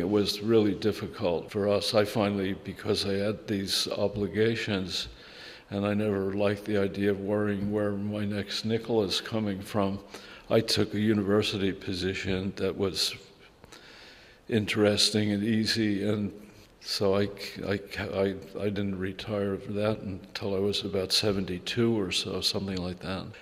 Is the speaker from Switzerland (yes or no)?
no; United States; moved away as an adult; also born or lived in Germany; growing up in America where it's like a little more chaotic